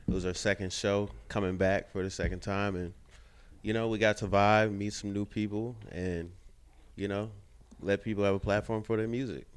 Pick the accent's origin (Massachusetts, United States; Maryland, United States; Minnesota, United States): Minnesota, United States; Saint Paul; now in Minneapolis, United States; Originally from Saint Paul